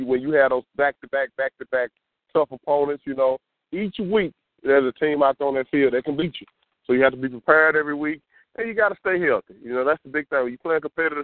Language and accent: English; Louisville, United States; now in Jackson, United States; I'm originally from Louisville, and I played football at Jackson State